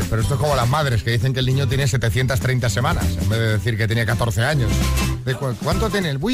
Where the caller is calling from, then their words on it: Madrid, Community of Madrid, Spain; de Madrid.